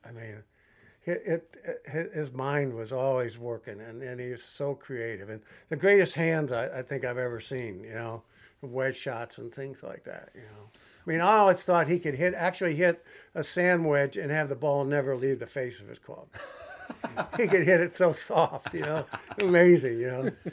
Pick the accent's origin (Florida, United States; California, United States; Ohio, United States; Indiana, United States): Ohio, United States; Toledo; I grew up in Toledo, Ohio